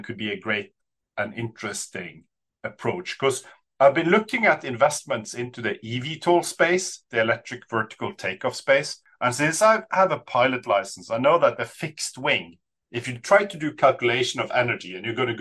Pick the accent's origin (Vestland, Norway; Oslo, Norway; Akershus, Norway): Vestland, Norway; Bergen; I grew up in Bergen, Sandviken